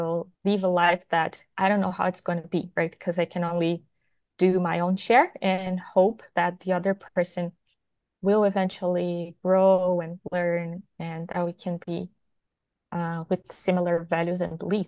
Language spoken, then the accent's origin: English; Brazil; I'm from Brazil